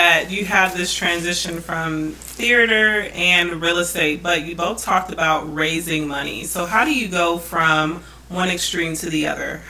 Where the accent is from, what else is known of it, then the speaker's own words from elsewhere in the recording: Boston, Massachusetts, United States; also born or lived in Iowa City, Iowa; I was born in Iowa City. That is because my mother was going to medical school there. So I was there, I don't even remember. I was there like a year, and then we moved to Boston because my dad is from Boston.